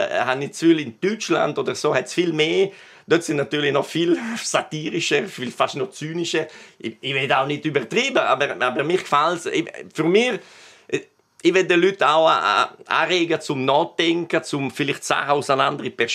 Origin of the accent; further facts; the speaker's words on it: Maloja, Graubünden, Switzerland; accent: Bergell; Ich bin in Maloja aufgewachsen. Das wissen Sie ja, das ist, ist noch Bergelle. Obwohl geografisch in Gadin, aber politisch und kulturell ist Bergelle. Und da, da hören Sie wahrscheinlich auch vom, vom R, oder? Das ist ein typischer Bergeller R.